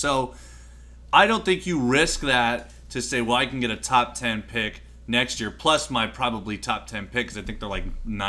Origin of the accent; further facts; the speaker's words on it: United States; Oh, they lost? I had no idea because I'm American.